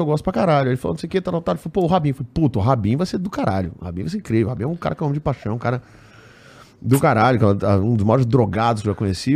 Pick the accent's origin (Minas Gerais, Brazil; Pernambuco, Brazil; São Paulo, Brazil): Pernambuco, Brazil; minha família é toda pernambucana, fui criado em Pernambuco